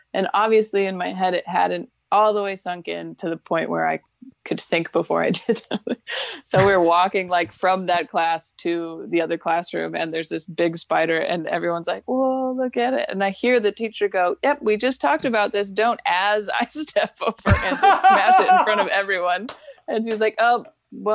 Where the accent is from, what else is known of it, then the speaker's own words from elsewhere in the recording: Pacific Northwest, United States; I'm from the Pacific Northwest